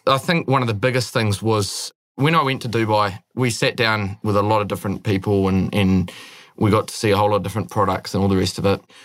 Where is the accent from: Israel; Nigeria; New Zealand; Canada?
New Zealand; Northland; also born or lived in Netherlands; I'm from up north